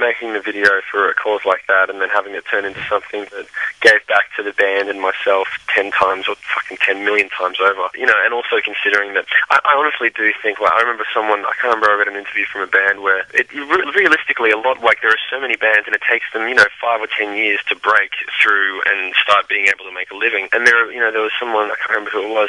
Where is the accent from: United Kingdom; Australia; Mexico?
Australia; moved away as an adult; we came from Australia and we're over in the States